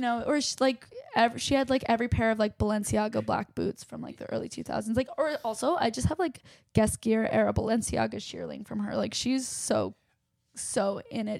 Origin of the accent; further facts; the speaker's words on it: Westchester, New York, United States; also born or lived in Chappaqua, New York; I grew up in Westchester, New York